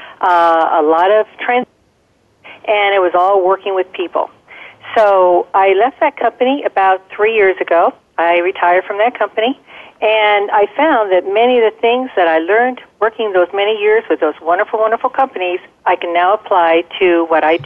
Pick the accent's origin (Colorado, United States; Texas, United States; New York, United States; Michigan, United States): Colorado, United States; Denver; I grew up in Denver, Colorado